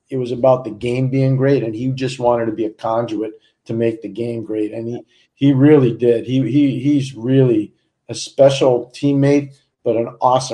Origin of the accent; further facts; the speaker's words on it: Montreal, Quebec, Canada; when I was a kid growing up in Montreal